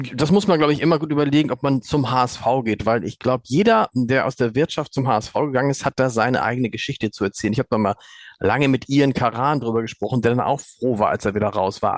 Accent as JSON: {"language": "German", "region": "Hamburg", "country": "Germany", "said": "als Hamburger und als Chefredakteur des Hamburger Amts"}